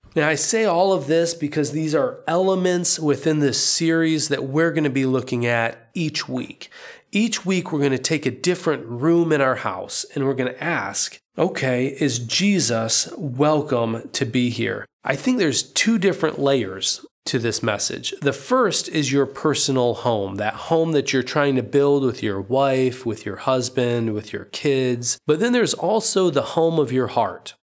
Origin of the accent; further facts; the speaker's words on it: United States; moved away as an adult; now in Poland; as an American